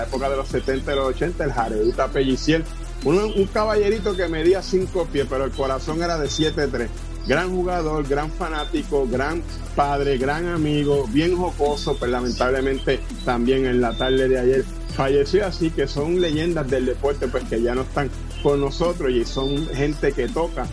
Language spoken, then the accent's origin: Spanish; Vega Baja, Puerto Rico; en Megabaja, mi pueblo